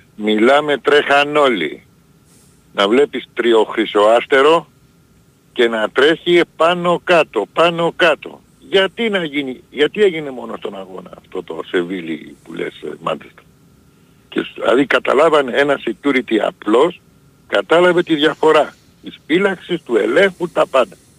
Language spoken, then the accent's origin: Greek; Greece; εμείς σαν Έλληνες